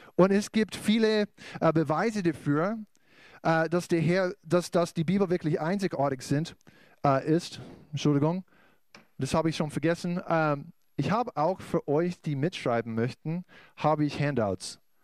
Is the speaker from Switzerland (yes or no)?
no; United States; German is a second language; moved away as an adult; now in Bavaria, Germany; ich bin aus den USA auch äh, mit meiner Familie